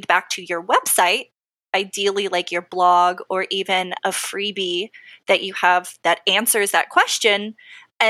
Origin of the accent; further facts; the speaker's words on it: Texas, United States; I'm from Texas